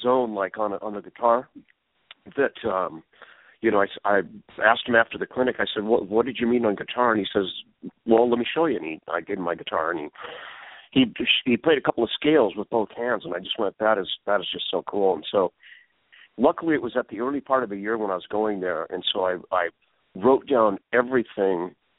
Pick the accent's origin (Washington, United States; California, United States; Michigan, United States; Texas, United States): Washington, United States; Seattle; moved away as an adult; also born or lived in Los Angeles; I'm from Seattle, but I moved down to L.A. to go to the school down